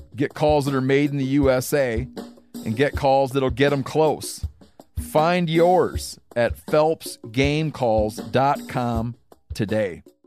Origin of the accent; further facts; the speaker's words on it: Michigan, United States; I grew up in Michigan